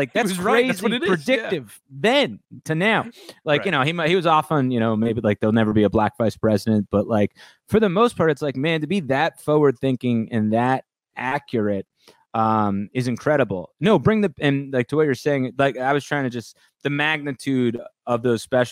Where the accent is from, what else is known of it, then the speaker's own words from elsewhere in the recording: New Jersey, United States; I grew up in North Jersey